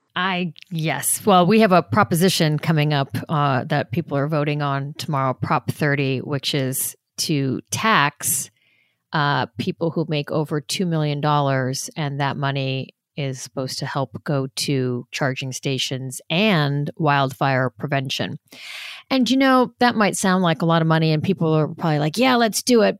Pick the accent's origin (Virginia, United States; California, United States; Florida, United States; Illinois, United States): California, United States; Los Angeles; also born or lived in New York; I was born in New York, but I grew up in Los Angeles